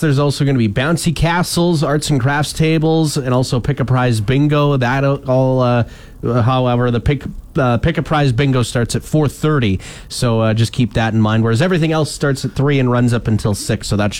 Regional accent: Wakaw, Saskatchewan, Canada; when I made my way back to Waka, actually, because whenever I go back to my hometown

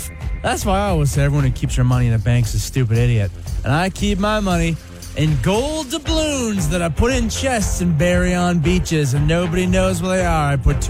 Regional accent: Vancouver, British Columbia, Canada; born or raised there

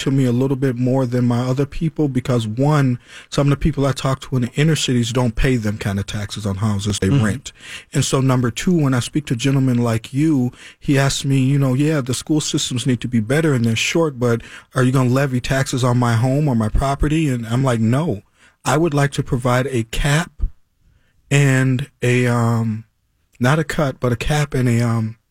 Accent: Chicago, Illinois, United States; now in Minneapolis, United States; I'm from Chicago

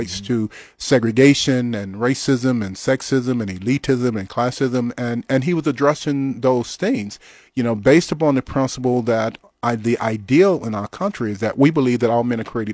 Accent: Louisiana, United States; very aware, you know, of what was going on in the little town in Louisiana that I grew up

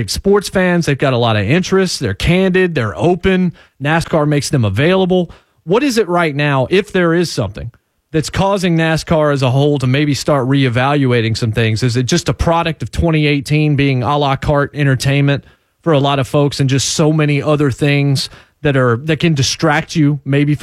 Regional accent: Winston-Salem, North Carolina, United States; also born or lived in Martinsville, Virginia; now in Nashville, United States; I lived in Winston-Salem and went to high school there

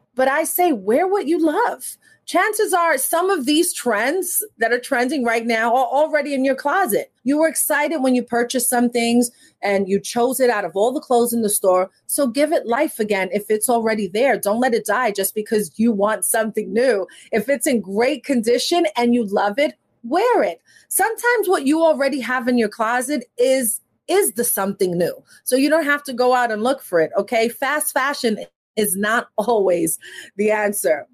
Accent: New York, United States; growing up in New York

